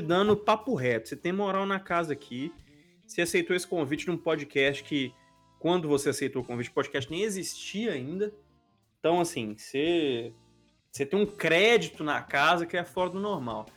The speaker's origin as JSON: {"language": "Portuguese", "town": "Belo Horizonte", "region": "Minas Gerais", "country": "Brazil", "tie": "born or raised there", "said": "da minha cidade natal também, de Belo Horizonte"}